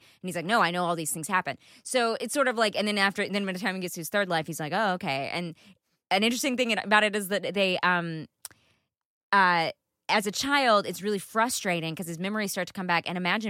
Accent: United States; accent: southern; That's my southern accent too.

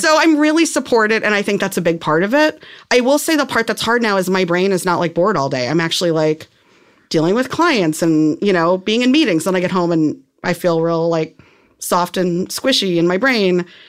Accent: outside of Saint Louis, Missouri, United States; moved away as an adult; I was, like, an hour outside of Saint Louis

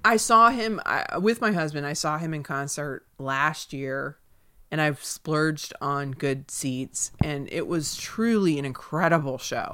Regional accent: Southeast, United States; now in Los Angeles, United States; I grew up in the Southeast

